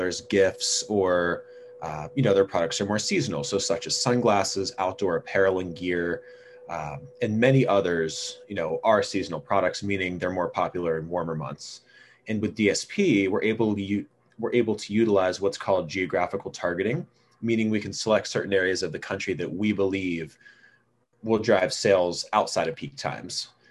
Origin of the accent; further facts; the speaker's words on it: Pennsylvania, United States; my home state of Pennsylvania